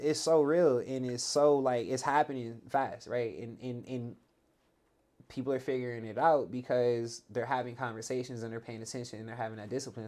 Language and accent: English; the Valley, California, United States; I grew up in the Valley